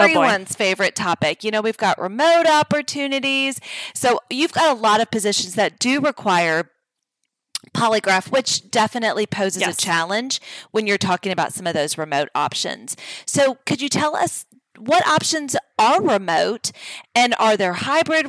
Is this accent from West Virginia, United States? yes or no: no; Louisiana, United States; I'm from Louisiana